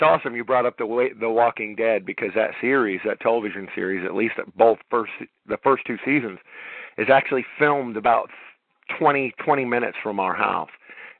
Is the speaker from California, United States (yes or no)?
yes; Los Angeles, California, United States; when I was growing up in Los Angeles